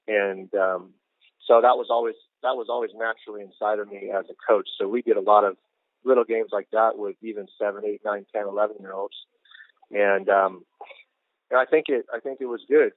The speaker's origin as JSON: {"language": "English", "region": "Pacific Northwest", "country": "United States", "tie": "born or raised there", "moved": "yes", "lives_now": "Houston, United States", "said": "we had a, a great soccer culture up there when I was growing up"}